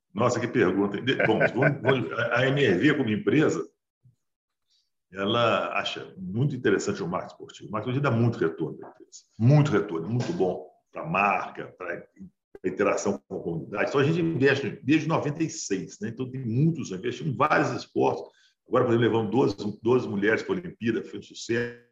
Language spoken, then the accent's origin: Portuguese; Brazil; A gente é brasileiro